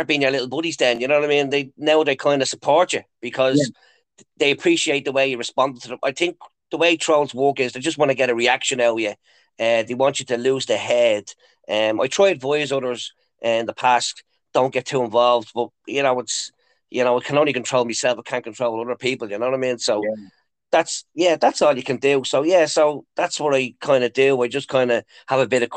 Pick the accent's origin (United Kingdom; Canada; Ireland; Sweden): Ireland; Dublin, Leinster; moved away as an adult; now in Lucan, Ireland; Originally, I'm from Ballyferma. Growing up in Ballyferma, it was very tough back in the day.